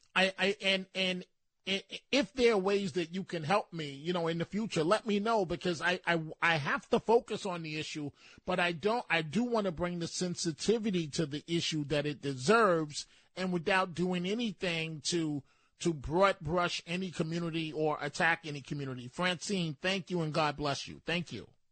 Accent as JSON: {"language": "English", "town": "New York City", "region": "New York", "country": "United States", "said": "I'm a New Yorker"}